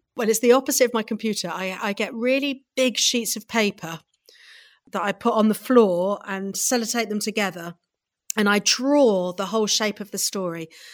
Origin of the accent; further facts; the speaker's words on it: Midlands, United Kingdom; I grew up in the Midlands, so right, if you put a pin in the middle of the U K, that's where I grew up.